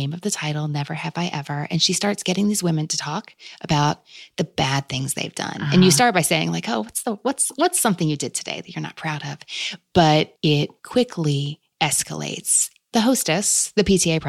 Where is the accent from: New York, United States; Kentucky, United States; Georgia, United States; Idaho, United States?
Kentucky, United States; Kentucky being my home state and where I still live